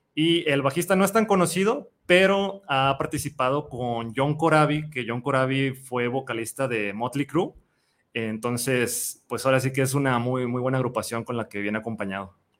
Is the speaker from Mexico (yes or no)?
yes; Guadalajara, Jalisco, Mexico; todos, menos eh, el guitarrista rítmico y el vocalista, somos de Guadalajara